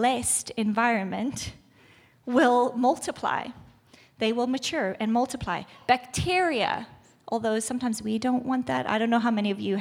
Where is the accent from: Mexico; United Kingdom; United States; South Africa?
South Africa; moved away; I'm from South Africa